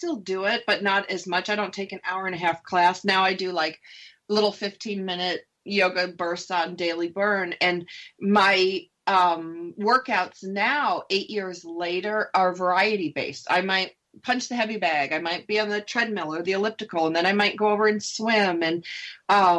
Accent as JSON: {"language": "English", "region": "Upper East Coast", "country": "United States", "said": "I'm from the Upper East Coast"}